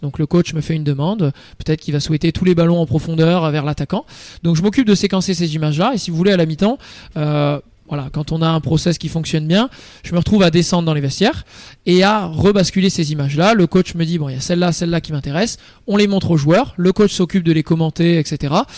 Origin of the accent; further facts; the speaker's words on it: Croix, Hauts-de-France, France; moved away; also born or lived in Le Touquet; Je suis né, je suis né à Croix, près de Lille, et j'ai vécu une douzaine d'années dans le nord de la France